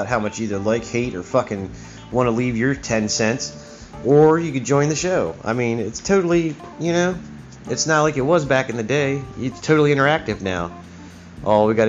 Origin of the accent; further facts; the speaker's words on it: Baltimore, Maryland, United States; moved away; also born or lived in Catonsville / Key West; I was from Baltimore